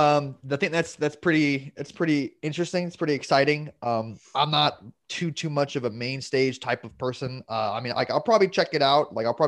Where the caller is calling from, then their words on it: Orlando, Florida, United States; I am from Orlando, Florida.